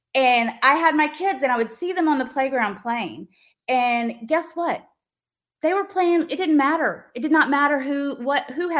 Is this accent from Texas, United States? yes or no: no; Little Rock, Arkansas, United States; I grew up in Little Rock, Arkansas.